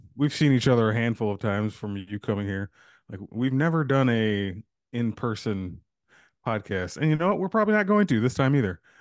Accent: United States; as a society, as Americans

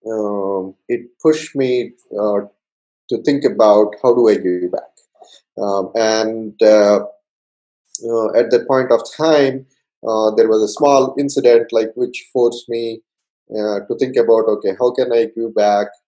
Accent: India; English is a second language; moved away as an adult; so I came, um, I came from India

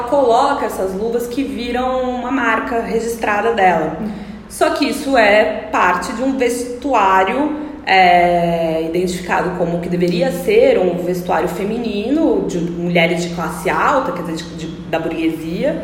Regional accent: Ribeirão Preto, São Paulo, Brazil; eu cresci no interior também, em Ribeirão Preto

